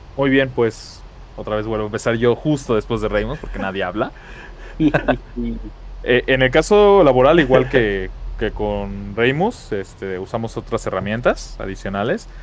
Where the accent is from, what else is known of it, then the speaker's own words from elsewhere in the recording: Mexico; como mexicano